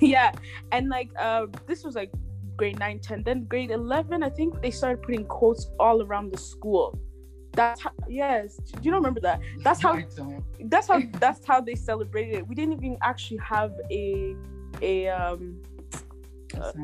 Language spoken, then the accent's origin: English; London, Ontario, Canada; I'm from Burundi. I reside currently reside in London, Ontario. Basically, lived here my entire life, actually. So, I'm from London.